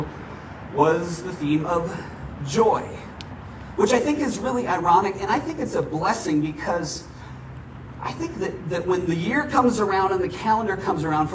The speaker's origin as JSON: {"language": "English", "region": "Minnesota", "country": "United States", "tie": "born or raised there", "moved": "yes", "lives_now": "Arizona, United States", "said": "I grew up in Minnesota"}